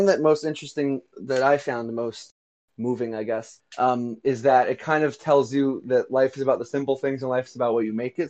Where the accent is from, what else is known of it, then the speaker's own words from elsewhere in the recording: United States; I'm super American